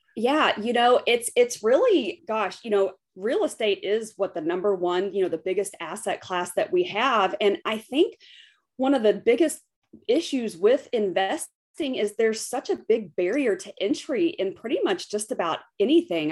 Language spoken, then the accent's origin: English; West Texas, United States; also born or lived in United Arab Emirates; I'm from West Texas. I grew up in the oil patch.